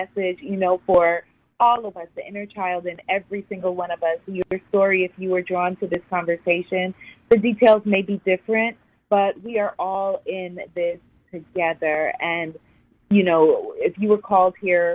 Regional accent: New York City, New York, United States; I grew up in New York City, born and raised.

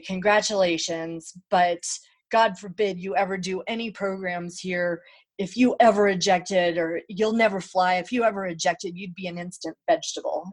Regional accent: Salt Lake City, Utah, United States; I grew up uh, in Salt Lake City, Utah, as an only child and a non Mormon.

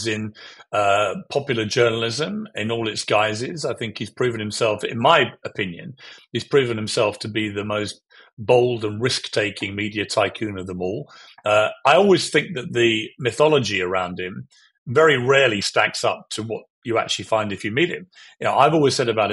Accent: United Kingdom; I have a view as a Brit

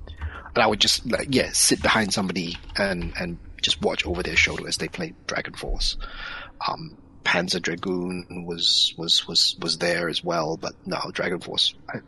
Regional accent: Singapore; where I grew up in Singapore

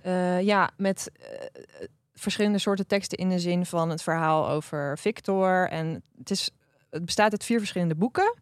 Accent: Drenthe, Netherlands; ik ben opgegroeid in Drenthe

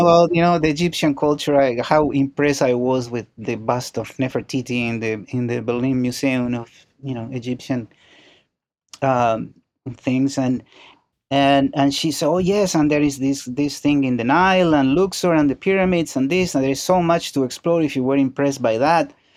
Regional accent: Montevideo, Uruguay; moved away; I was born in Uruguay, in Montevideo.

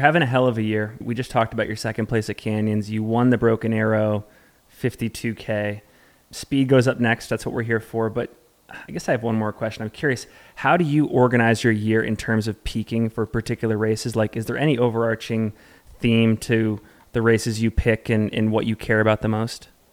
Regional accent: Salt Lake City, Utah, United States; my hometown, Salt Lake City, Utah

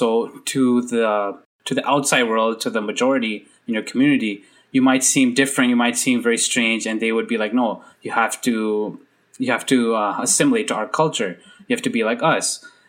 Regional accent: Canada; as a visible minority growing up in Canada, I'm in Canada.

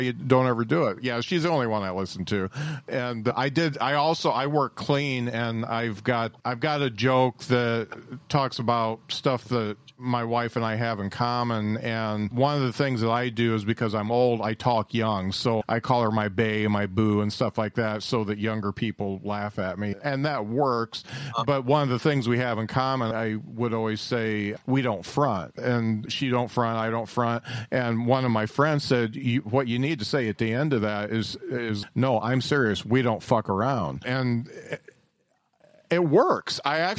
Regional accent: Indiana, United States; I'm 6'5", and I'm from Indiana.

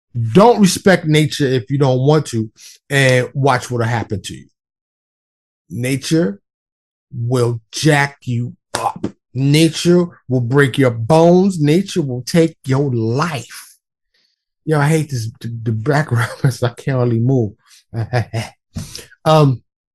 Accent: New York City, New York, United States; moved away as an adult; now in Texas, United States; I'm from New York City. Born and raised. Primarily ran around Harlem and the Bronx, but also ran around Queens and Brooklyn as well.

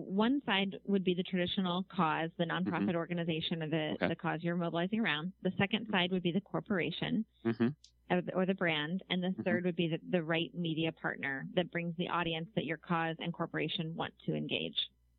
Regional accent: New York, United States; I'm learning as a New Yorker, the commute takes place with your phone a lot.

